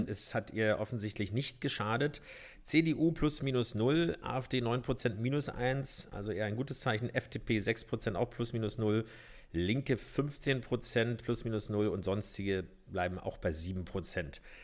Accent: Berlin, Germany; wenn auch nicht in Mitte geboren, sondern in Pankow

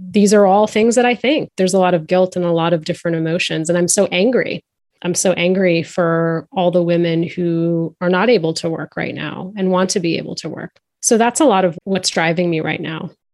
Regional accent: outside of Boston, Massachusetts, United States; My younger brother and I were raised outside of Boston.

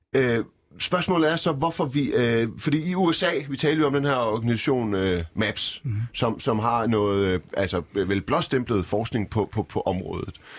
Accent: Iran; now in Denmark; jeg er personligt selv fra Iran

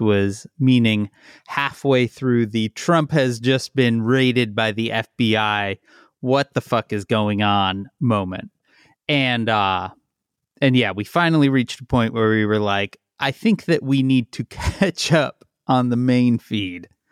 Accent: Chicago, Illinois, United States; I'm from Chicago

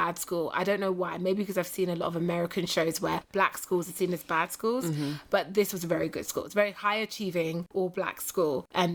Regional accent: United Kingdom; moved away as an adult; now in Los Angeles, United States; I'm this curvy British black chick

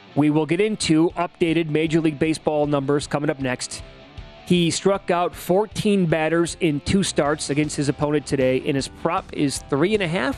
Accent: Midwest, United States; I grew up in the Midwest.

